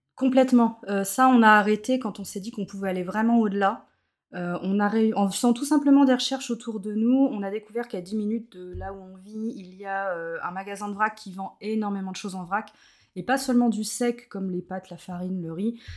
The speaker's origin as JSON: {"language": "French", "town": "Plouharnel", "region": "Brittany", "country": "France", "moved": "yes", "lives_now": "Nantes area, France", "said": "je suis originaire de Plouarnel, alors c'est un petit bourg à côté de Carnac. bonne bretonne, bien chauvine comme il faut."}